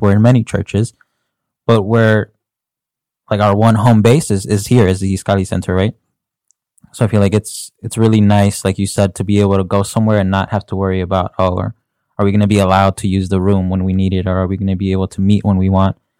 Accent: Chicago, Illinois, United States; I was born and raised in Chicago

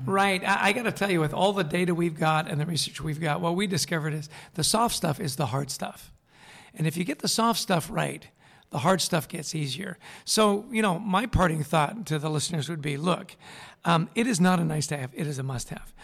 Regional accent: Vancouver, British Columbia, Canada; moved away; also born or lived in East Coast; I grew up in Vancouver, British Columbia

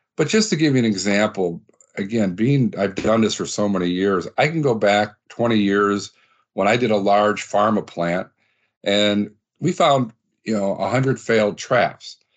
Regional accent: Midwest, United States; we're both from the Midwest

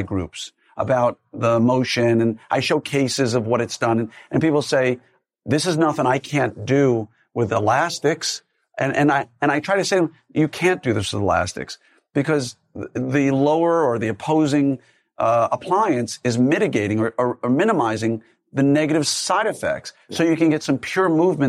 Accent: New York, United States; I'm a skeptic. I don't believe anything. Right? I grew up in New York.

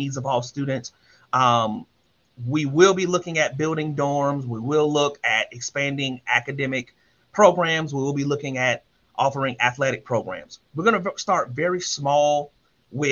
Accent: Columbia, South Carolina, United States; I'm from Columbia, South Carolina, the oldest of 5

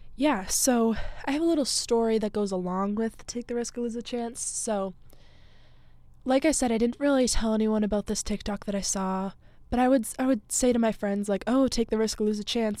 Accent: Massachusetts, United States; moved away as an adult; also born or lived in Fairfield, Connecticut; I grew up in Massachusetts, um, a little town, like, forty-ish minutes from Boston.

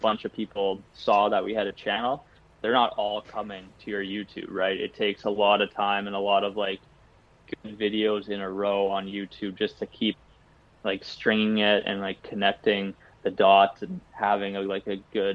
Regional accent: Canada; I'm Canadian.

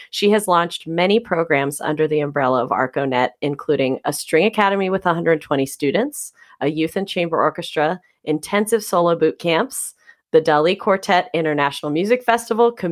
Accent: Caracas, Capital District, Venezuela; first language Spanish; English is a second language; moved away as an adult; now in Philadelphia area, United States; So I was born in Venezuela in Caracas

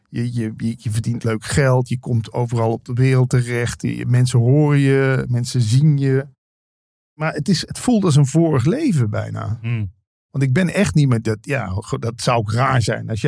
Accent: Limburg, Netherlands; moved away; Je hoorde het aan mij eigenlijk niet dat ik uit Limburg kwam.

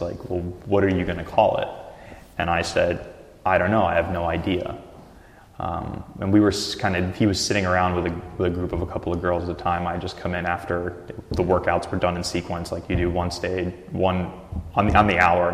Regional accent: Russia; now in Portland, United States; My background's Russian, my family's Russian, I was born in Russia, so I grew up with like ethnic European style foods and meat

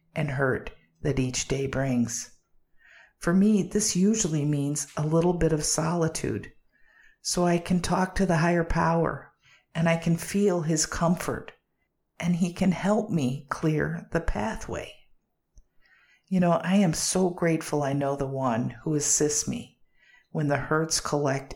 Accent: Chicago, Illinois, United States; I grew up in the Windy City, Chi-Town, Chicago

